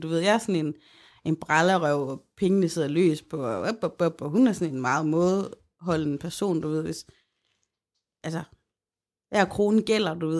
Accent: Aarhus, Central Denmark Region, Denmark; vi boede begge i Aarhus

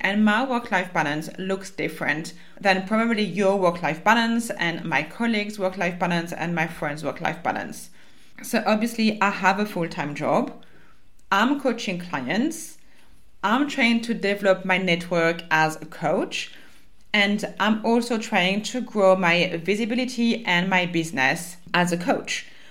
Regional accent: France; accent: French; English is a second language; moved away; my French accent

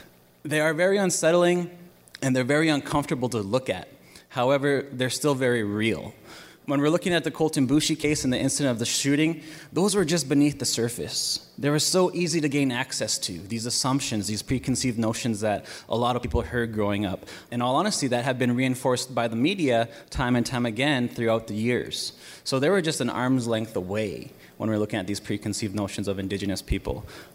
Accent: rural Saskatchewan, Canada; I grew up in rural Saskatchewan. I grew up on Palmaker First Nations, 45 minutes west of North Balfour.

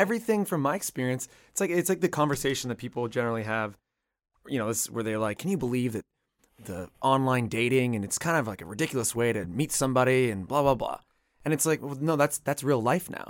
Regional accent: Canada; I'm from Canada

